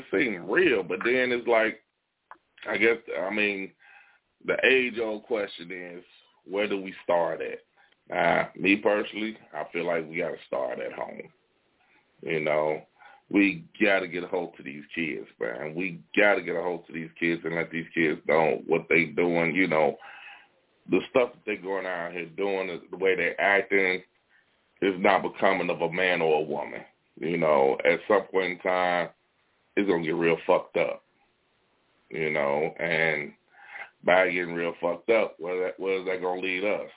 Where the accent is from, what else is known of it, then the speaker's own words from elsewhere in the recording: Gary, Indiana, United States; I'm from Gary, Indiana. We all from Gary